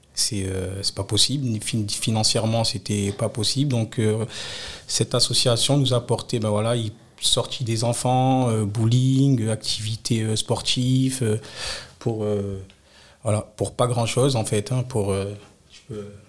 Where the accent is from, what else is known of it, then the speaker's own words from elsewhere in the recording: Nice, Provence-Alpes-Côte d'Azur, France; Je suis né au Moulin, j'ai grandi au Moulin